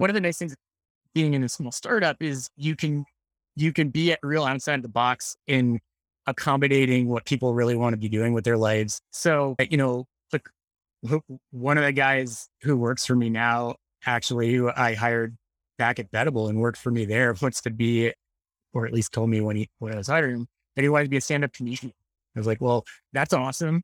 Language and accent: English; Annapolis, Maryland, United States; I grew up in Annapolis, Maryland